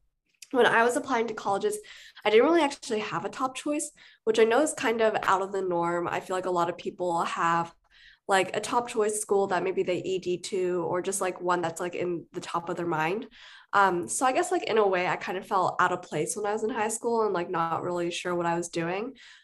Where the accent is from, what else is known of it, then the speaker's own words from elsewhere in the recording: Seattle, Washington, United States; moved away as an adult; now in Los Angeles, United States; I'm actually an out-of-state student, so I'm from Seattle, Washington.